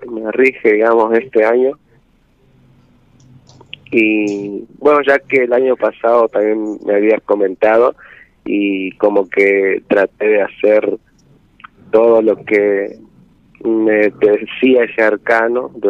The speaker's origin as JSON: {"language": "Spanish", "region": "Jujuy", "country": "Argentina", "also_born_or_lived": "Tucumán", "said": "ahora eh, estoy en Jujuy, pero estaba viviendo en Tucumán y hace poco me volví como para vacacionar o algo así volví acá a la casa de, mi familia"}